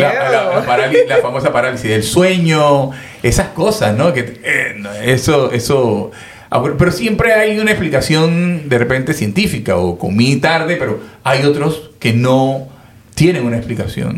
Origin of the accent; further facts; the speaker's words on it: Panama; yo soy panameño